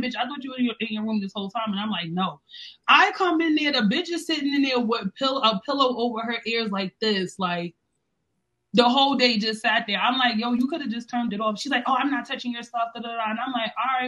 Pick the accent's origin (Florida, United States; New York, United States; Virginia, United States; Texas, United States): New York, United States; New York City; I'm from the Bronx, New York